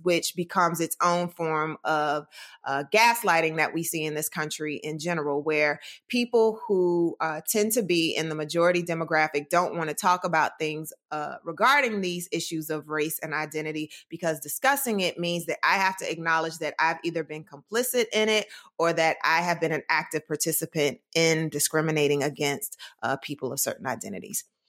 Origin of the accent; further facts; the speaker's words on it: Durham, North Carolina, United States; moved away; I'm from Durham, North Carolina, born and raised